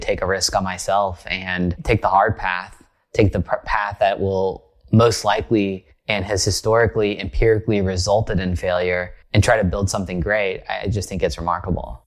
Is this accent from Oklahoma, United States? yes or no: yes; rural Oklahoma, United States; moved away as an adult; now in Bay Area, United States; I grew up in a place that was very foreign to the Bay Area where I now live, almost a separate country, but not quite. It's called rural Oklahoma. So I grew up in Oklahoma